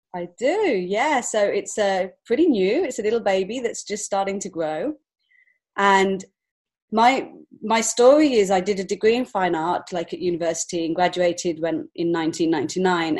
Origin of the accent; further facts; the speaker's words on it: England, United Kingdom; moved away as an adult; now in Montreal, Canada; I'm actually from England originally, so I've only been here five years